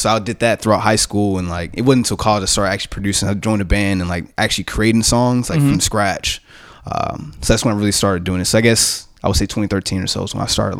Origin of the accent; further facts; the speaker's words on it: Converse, Texas, United States; I'm from Converse, Texas, San Antonio area.